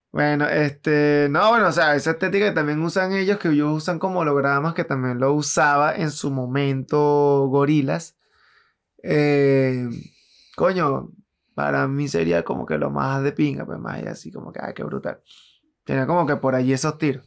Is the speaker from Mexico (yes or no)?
no; Venezuela; somos venezolanos, segundo porque vivimos en Latinoamérica